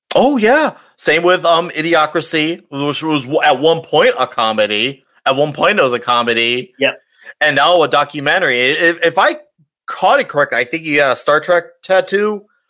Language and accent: English; Chicago, Illinois, United States; I come from Chicago area